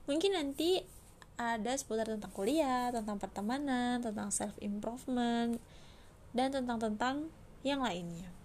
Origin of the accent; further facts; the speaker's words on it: Bekasi, West Java, Indonesia; now in Cairo, Egypt; Aku asli Bekasi, Jawa Barat. Profesi aku sekarang mahasiswi di Universitas Al-Azhar Kairo Mesir